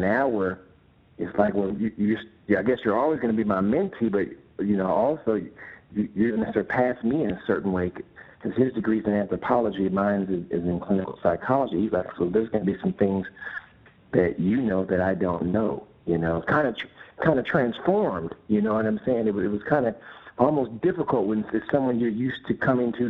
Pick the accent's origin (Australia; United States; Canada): United States; San Pablo, California; also born or lived in Pinole, California; I grew up in San Pablo and Pinole